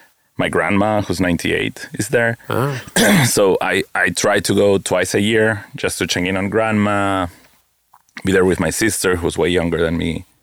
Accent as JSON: {"language": "English", "region": "Lima", "country": "Peru", "tie": "born or raised there", "moved": "as an adult", "lives_now": "New York, United States", "said": "Oh, Lima, Peru."}